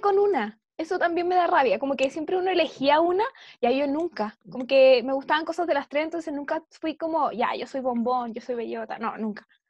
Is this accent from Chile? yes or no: yes; Santiago, Santiago Metropolitan Region, Chile; yo me crié en Santiago